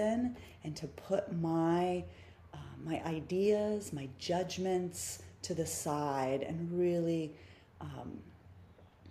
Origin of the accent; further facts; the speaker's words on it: Midwest, United States; I grew up in the Midwest. I mean, I was born in the Midwest. So I have Midwestern roots